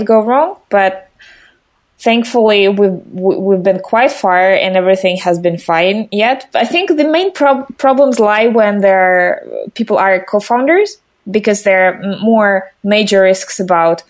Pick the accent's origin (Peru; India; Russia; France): Russia; I'm from Russia